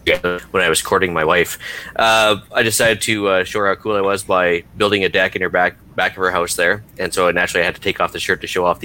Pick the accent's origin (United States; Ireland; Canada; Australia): Canada; Alberta; I was born and raised in Alberta.